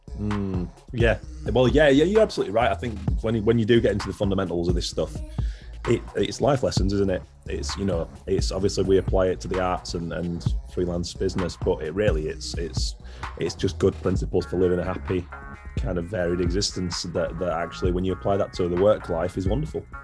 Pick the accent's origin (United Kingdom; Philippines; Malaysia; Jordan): United Kingdom; near Haworth, Yorkshire and the Humber; I grew up in West Yorkshire and where we lived is near Haworth